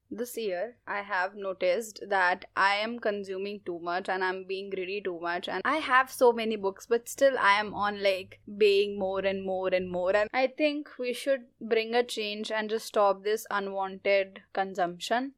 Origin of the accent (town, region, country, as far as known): India